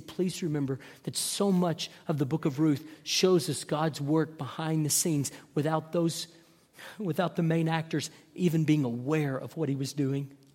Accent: North Texas, United States; I grew up in North Texas

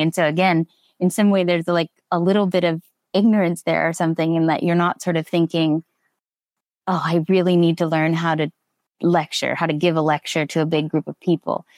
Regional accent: Nevada, United States; moved away as an adult; also born or lived in Alpena, Michigan; I'm originally from Nevada

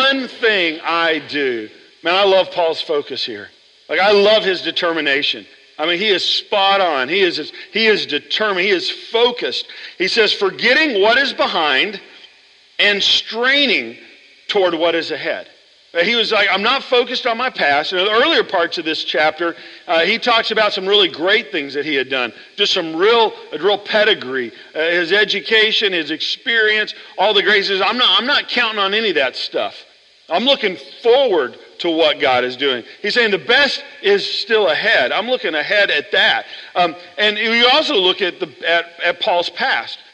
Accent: Oklahoma, United States; I grew up in Oklahoma

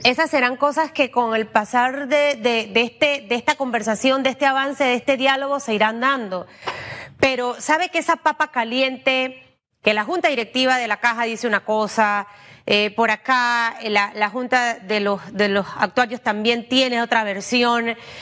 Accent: Panama; como panameña

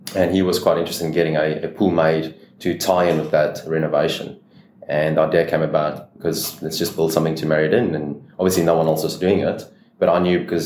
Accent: South Africa; moved away as an adult; also born or lived in Brisbane, Australia; now in Queensland, Australia; As you can hear from my accent, I'm obviously from South Africa.

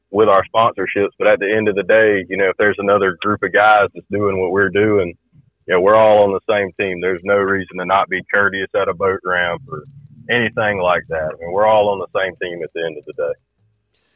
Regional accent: Cartersville, Georgia, United States; I'm from Carter School, Georgia

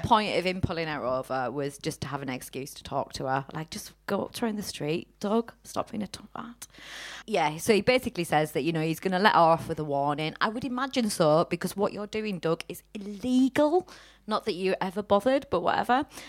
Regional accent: Teesside, North East England, United Kingdom; now in Manchester, United Kingdom; we're in Manchester, we're originally from Teesside

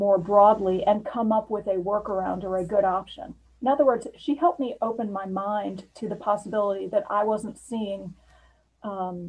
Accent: outside Chicago, Illinois, United States; when I was a kid growing up outside Chicago

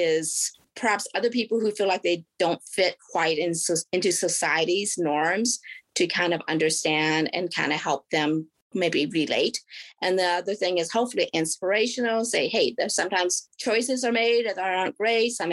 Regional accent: Oregon, United States; also born or lived in South Korea; I was born in South Korea, and I was adopted when I was 4 years old and then raised in Oregon

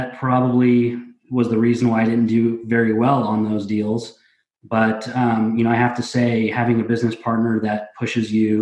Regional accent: Indianapolis, Indiana, United States; I grew up here in Indianapolis

